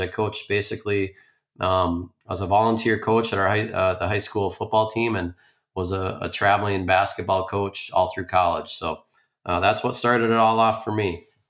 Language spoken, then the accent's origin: English; Spring Lake Park, Minnesota, United States; I grew up in the Twin Cities, uh, Spring Lake Park.